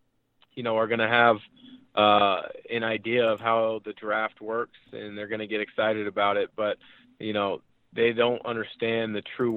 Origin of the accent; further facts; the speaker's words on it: Portland, Oregon, United States; I'm from the Portland area. I grew up around there.